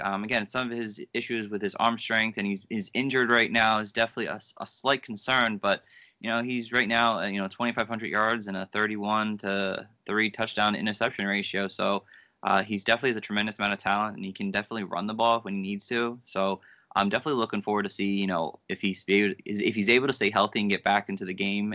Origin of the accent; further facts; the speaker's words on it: New Jersey, United States; I'm from Jersey